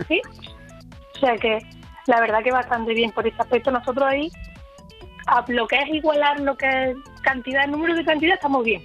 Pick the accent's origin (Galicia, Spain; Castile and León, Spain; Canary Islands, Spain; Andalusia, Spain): Andalusia, Spain; Jaén; now in Seville, Spain; yo soy de Jaén